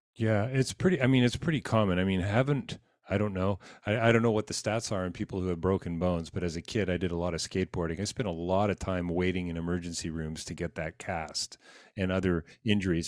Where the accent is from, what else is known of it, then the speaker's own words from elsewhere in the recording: Canada; as a Canadian